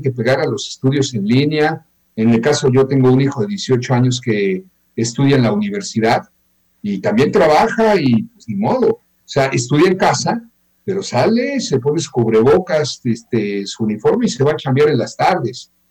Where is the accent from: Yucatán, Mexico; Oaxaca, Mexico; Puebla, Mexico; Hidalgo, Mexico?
Yucatán, Mexico